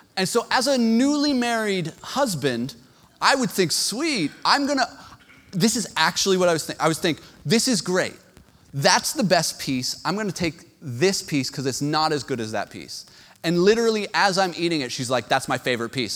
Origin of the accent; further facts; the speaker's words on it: Canada; as a Canadian